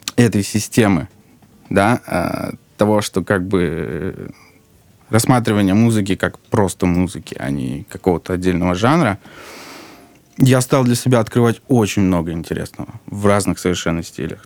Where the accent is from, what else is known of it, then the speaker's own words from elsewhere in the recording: Saint Petersburg, Russia; moved away as an adult; now in Moscow, Russia; потом мы с мамой переехали в Питер